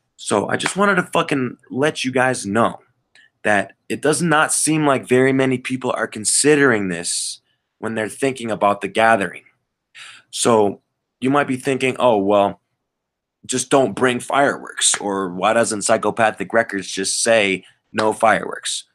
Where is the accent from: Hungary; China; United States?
United States; Colorado; I'm from Colorado, and um, I live here. This is my home state